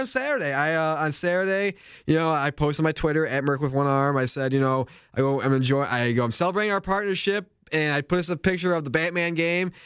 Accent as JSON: {"language": "English", "region": "New York", "country": "United States", "said": "being a New Yorker like me"}